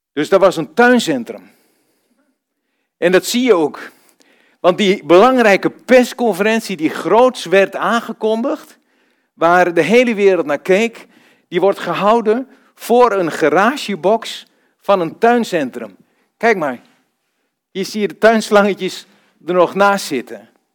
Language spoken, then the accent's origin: Dutch; Vroomshoop, Overijssel, Netherlands; moved away; also born or lived in Almelo / Rotterdam / Zevenaar / Duiven; Ik kom uit Vroomshoop